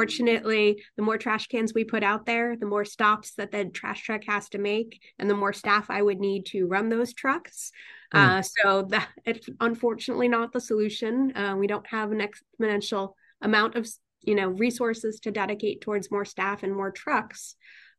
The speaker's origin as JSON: {"language": "English", "town": "Newtown", "region": "Connecticut", "country": "United States", "tie": "born or raised there", "said": "I was born in Newtown. Oh, I was born in Bridgeport, Connecticut, but I grew up in Newtown, Connecticut."}